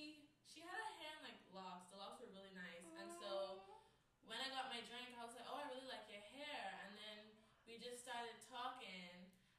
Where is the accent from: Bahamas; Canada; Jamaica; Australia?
Bahamas; moved away as an adult; now in United States; I'm from the Bahamas.